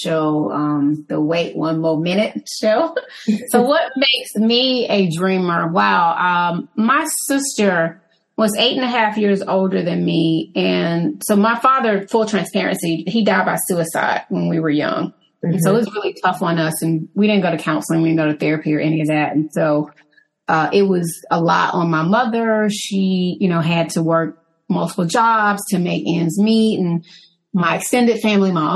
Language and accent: English; Atlanta, Georgia, United States; growing up in Southwest Atlanta